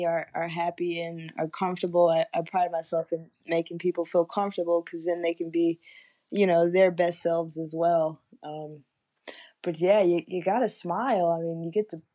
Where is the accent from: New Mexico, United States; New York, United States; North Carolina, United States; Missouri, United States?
North Carolina, United States; High Point; I'm from High Point